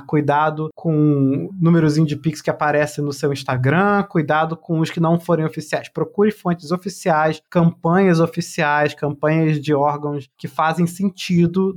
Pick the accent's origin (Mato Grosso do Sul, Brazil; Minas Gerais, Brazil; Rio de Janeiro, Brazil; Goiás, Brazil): Rio de Janeiro, Brazil; Petrópolis; moved away; Petrópolis, na região serrana do Rio de Janeiro, é minha cidade natal